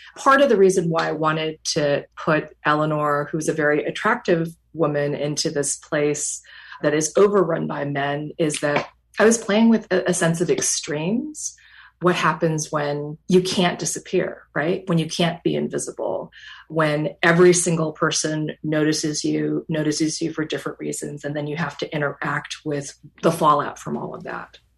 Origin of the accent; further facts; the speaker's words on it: North Dakota, United States; moved away as an adult; I knew that I always wanted to write about my home state of North Dakota. That's where I grew up from the age of four